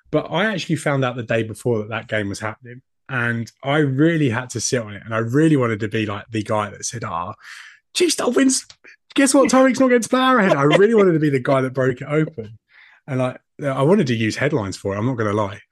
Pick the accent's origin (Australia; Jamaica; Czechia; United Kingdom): United Kingdom; I am a British man